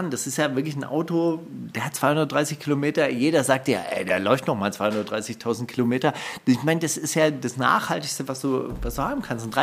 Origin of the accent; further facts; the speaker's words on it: Palestine; Ich bin Palästinenser, ich kann nichts dafür. Ja, ich komme nun mal daher. Ja, ich werde das auch nicht ablegen.